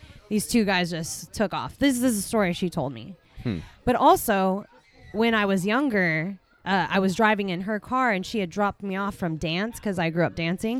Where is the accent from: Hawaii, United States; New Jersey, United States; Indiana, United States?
Hawaii, United States; now in Smartsville, United States; I didn't grow up here. I grew up in Hawaii.